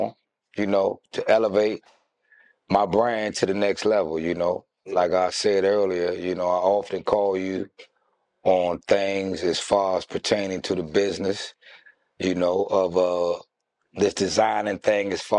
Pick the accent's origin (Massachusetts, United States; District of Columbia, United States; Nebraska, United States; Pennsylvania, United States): District of Columbia, United States; Washington; I'm from Northwest Washington, D.C. I grew up originally on the North Capitol Street corridor